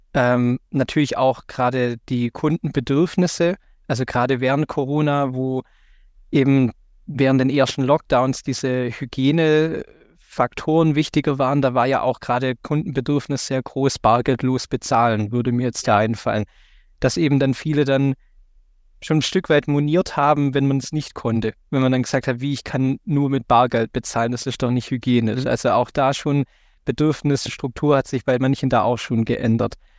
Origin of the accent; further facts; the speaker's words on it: Baden-Württemberg, Germany; hier in Baden-Württemberg, wo ich herkomme